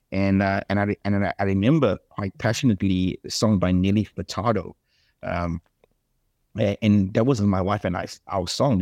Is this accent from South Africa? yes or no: yes; South Africa; accent: South African; moved away as an adult; also born or lived in Australia; now in United States; I'm South African, not American.